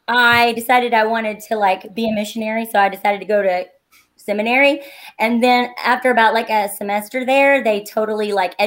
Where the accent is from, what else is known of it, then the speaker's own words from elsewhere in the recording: Kentucky, United States; I grew up in Greenup County, Kentucky, which is like 45 minutes from Huntington. And I grew up on a working farm out in the middle of nowhere.